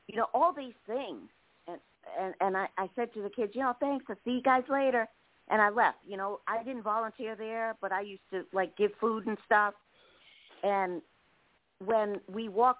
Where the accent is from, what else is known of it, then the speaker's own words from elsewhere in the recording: New York City, New York, United States; I'm from Brooklyn and, you know, I was raised, you know, a rough way.